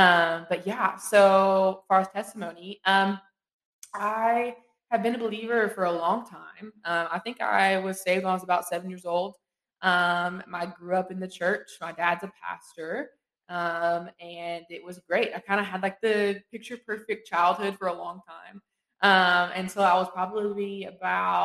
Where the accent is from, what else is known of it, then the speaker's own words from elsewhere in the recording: eastern Kentucky, United States; I'm from Louisiana, Kentucky, so super far east